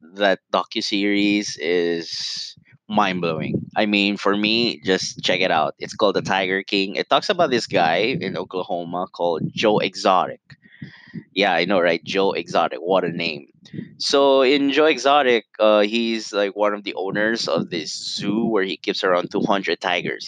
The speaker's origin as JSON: {"language": "English", "country": "Italy", "tie": "born or raised there", "moved": "yes", "said": "I grew up in Italy. I'm half Italian, and you know it's hard to see the country that made me who I am"}